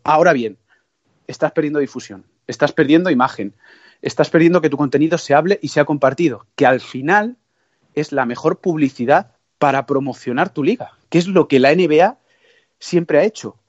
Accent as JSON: {"language": "Spanish", "town": "Toledo", "region": "Castilla-La Mancha", "country": "Spain", "said": "yo soy castellano manchego, muy, muy orgulloso de ello, toledano"}